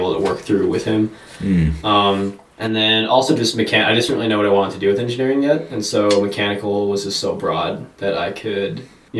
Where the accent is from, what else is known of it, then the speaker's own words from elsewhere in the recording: Aztec, New Mexico, United States; moved away as an adult; also born or lived in Durango, Colorado / Las Cruces, New Mexico; now in Littleton, United States; I was born in Durango, Colorado, but then I was raised in the small town of Aztec, New Mexico